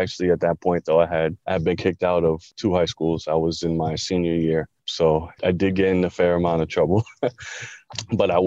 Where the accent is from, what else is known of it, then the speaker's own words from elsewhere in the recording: Long Island, New York, United States; I grew up in Long Island